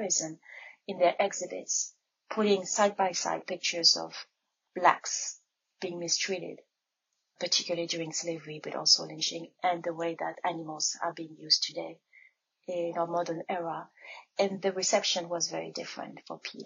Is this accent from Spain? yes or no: no; France; now in Ann Arbor, United States; I was born and raised in France